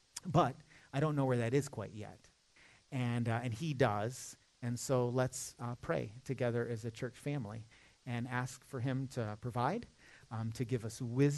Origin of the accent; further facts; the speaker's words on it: Michigan, United States; now in Charlotte, United States; I'm not a Southerner by birth. You know, I'm kind of adopted into the family. I'm from Michigan, where it actually snows